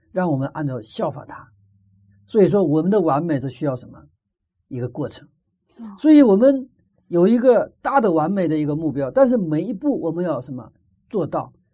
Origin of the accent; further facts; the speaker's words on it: Northeast China, China; accent: Northeastern (Dongbei); 我们是东北